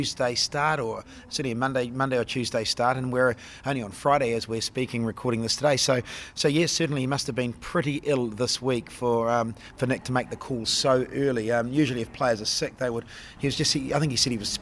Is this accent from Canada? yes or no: no; Auckland, New Zealand; Auckland, my hometown